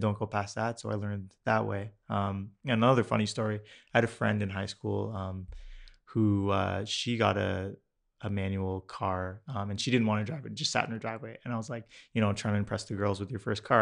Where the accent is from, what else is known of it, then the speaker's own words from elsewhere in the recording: Mississauga, Ontario, Canada; I grew up in Streetsville in Mississauga